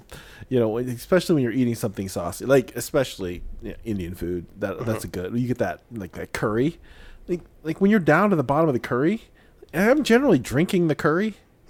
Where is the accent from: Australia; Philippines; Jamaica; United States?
Philippines; being Filipino, your whole life is about rice.